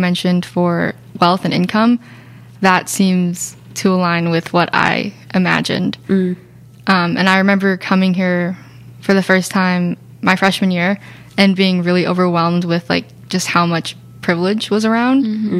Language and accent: English; Connecticut, United States; moved away as an adult; now in San Diego, United States; I'm from Connecticut, so the East Coast is like very fast paced